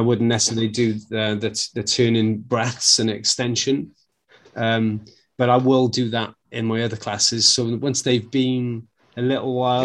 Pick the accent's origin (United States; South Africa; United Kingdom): United Kingdom; Wales; being a Welshman